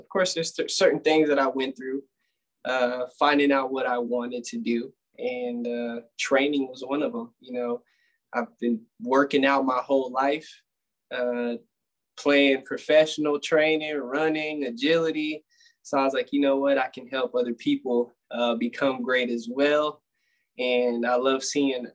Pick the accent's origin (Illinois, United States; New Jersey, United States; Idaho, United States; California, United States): California, United States; Oakley; also born or lived in San Jose, California / Utah; I'm from San Jose, California. That's where I was born. And then I moved to Oakley, California, small city up north. Went to high school up there